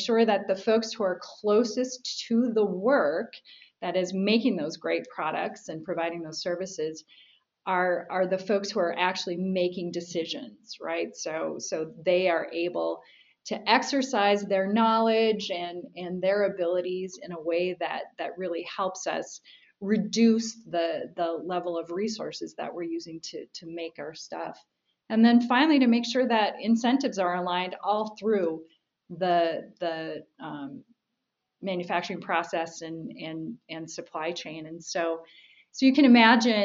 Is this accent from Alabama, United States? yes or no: no; Minnesota, United States; I grew up in Minnesota